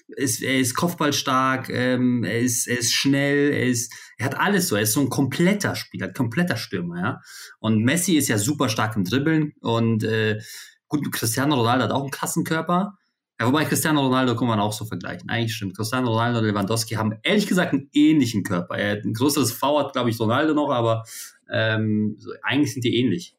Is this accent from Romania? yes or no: no; Poland; moved away; dass ich gebürtig aus Polen komme